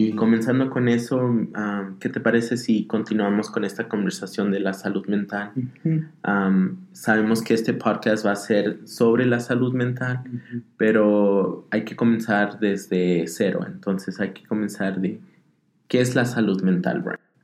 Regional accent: Denver, Colorado, United States; also born or lived in Zacatecas, Mexico; nací en Zacatecas, México, mi familia es de allá. Ah, crecí aquí en Estados Unidos, aquí en lo que es Denver, Colorado

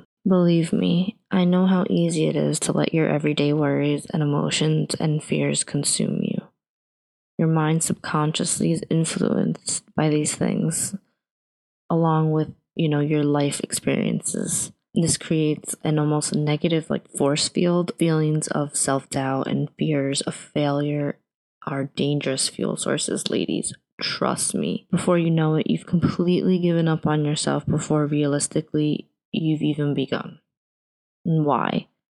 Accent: New York, United States; now in New Jersey, United States; I was born in New York, Queens, to be specific, currently living in New Jersey

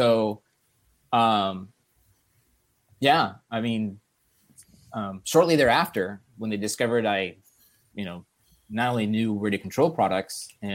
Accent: Los Angeles, California, United States; I grew up in Los Angeles

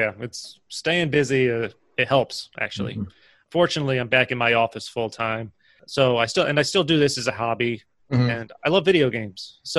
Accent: Schenectady, New York, United States; moved away as an adult; also born or lived in South Carolina; No, I'm from Schenectady, and I moved away for a while, lived in South Carolina, and came back. Maybe it's been like 15 years ago now, I think.

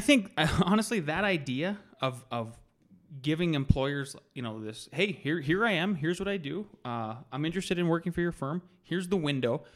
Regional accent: North Dakota, United States; I was born and raised in North Dakota

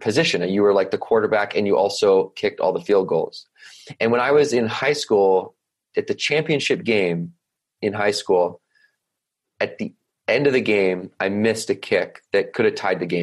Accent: Victoria, British Columbia, Canada; I grew up on an island off the west coast of Canada, rather large island called Vancouver Island, in a place called Victoria, BC

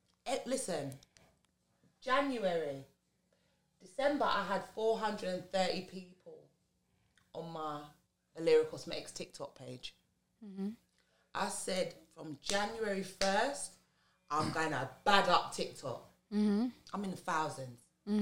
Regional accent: London, United Kingdom; I'm from London. I never heard of you.

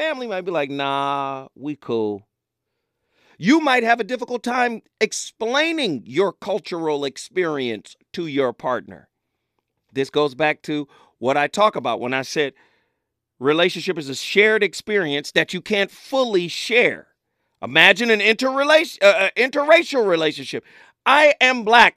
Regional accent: Pasadena, California, United States; I'm from Pasadena

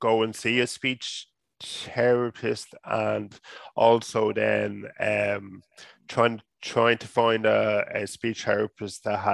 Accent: Dublin, Leinster, Ireland; moved away as an adult; now in Waterford, Ireland; the part that I grew up in Dublin, it was a real kind of working class area

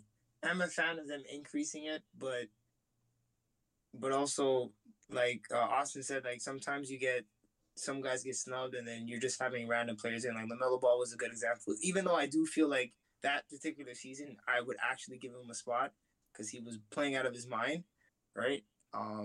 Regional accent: Canada; we're both Canadian, all of us Canadian

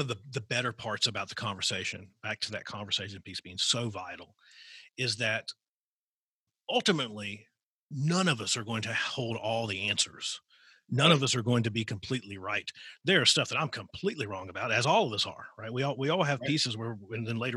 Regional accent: Southwestern Virginia, United States; I grew up in Southwestern Virginia

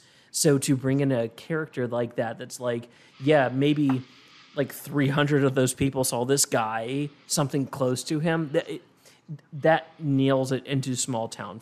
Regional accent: Martinsburg, West Virginia, United States; Like I'm from Martinsburg, West Virginia.

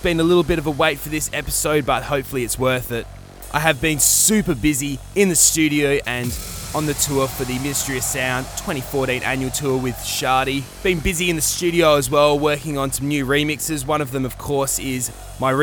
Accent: Adelaide, South Australia, Australia; to be back in my hometown

